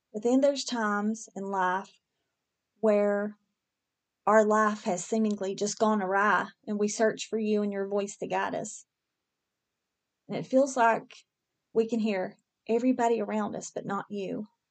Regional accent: West Virginia, United States; moved away; I'm from West Virginia originally

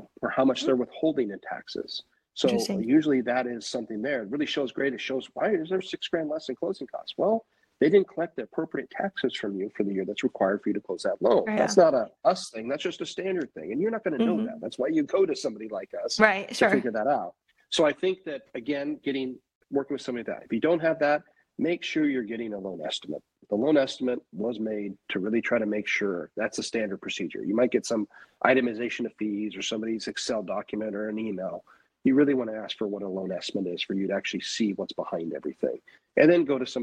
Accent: Portland, Oregon, United States; also born or lived in California; now in Lake Oswego, United States; where I grew up in Southeast Portland

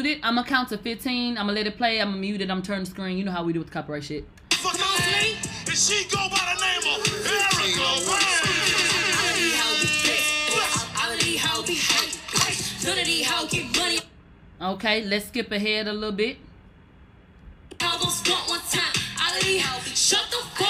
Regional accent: Houston, Texas, United States; I'm from Houston

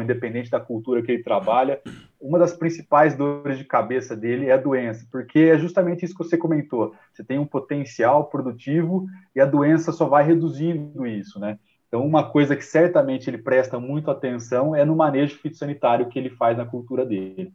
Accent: São José do Rio Preto, São Paulo, Brazil; eu sou paulista, né? Eu sou natural de São José do Rio Preto

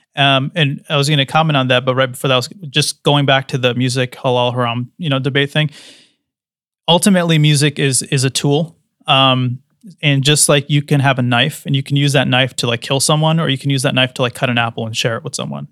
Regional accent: United States; growing up in the West, in America

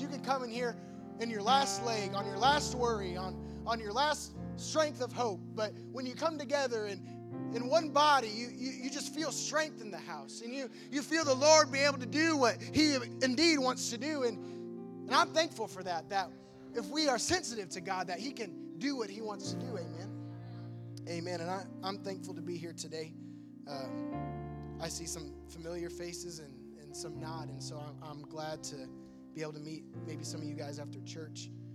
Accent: Sullivan, Illinois, United States; moved away; I grew up in a small cornfield, um, about two and a half hours south from here, in a little town called Sullivan

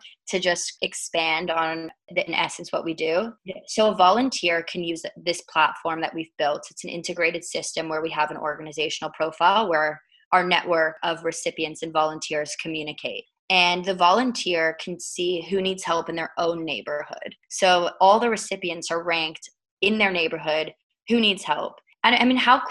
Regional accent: Toronto, Ontario, Canada; also born or lived in United Kingdom; I was born there, although I was raised in Toronto.

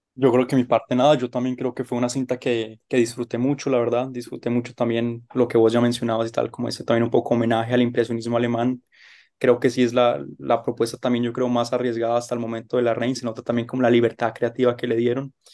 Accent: Colombia; como colombiano

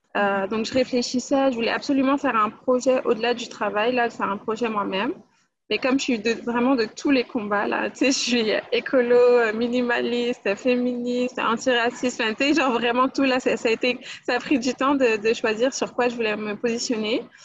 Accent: France; moved away as an adult; now in Montreal, Canada; je suis née en France, mais ça fait euh, un an que j'habite à Montréal maintenant. je suis d'origine guadeloupéenne.

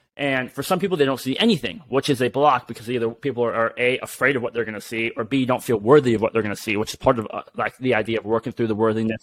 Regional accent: United States; us being being American here

